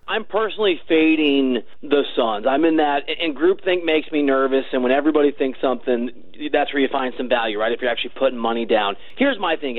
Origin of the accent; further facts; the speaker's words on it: Chicago, Illinois, United States; also born or lived in Iowa; I'm from the Chicago area, like back and forth between Chicago and Iowa